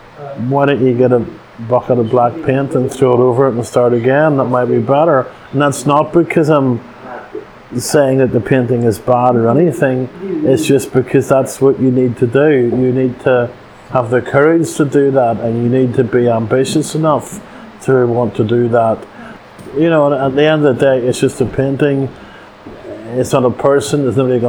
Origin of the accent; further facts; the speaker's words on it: Northern Ireland, United Kingdom; now in United States; just about everybody of my generation who grew up in Northern Ireland